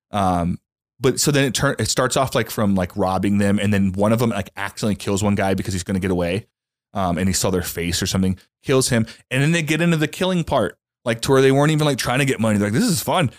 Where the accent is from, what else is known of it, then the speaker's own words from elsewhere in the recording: Louisiana, United States; I grew up in Louisiana in a trailer